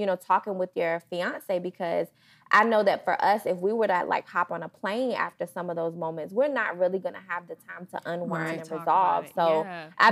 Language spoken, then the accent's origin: English; Portsmouth, Virginia, United States; moved away as an adult; now in Nashville, United States; our home is in Virginia. So we're both from Portsmouth, Virginia, 757